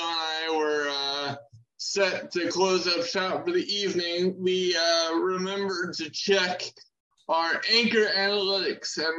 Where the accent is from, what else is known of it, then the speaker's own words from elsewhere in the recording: Maryland, United States; My home state of Maryland